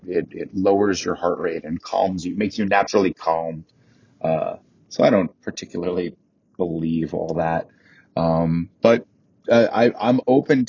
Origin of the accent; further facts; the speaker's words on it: Merrick, New York, United States; moved away; There used to be a male strip club in my hometown, where Uncle Tony still lives.